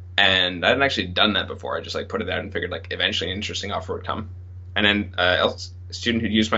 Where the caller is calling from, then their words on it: Montreal, Quebec, Canada; Hi, everyone. I'm in from Montreal.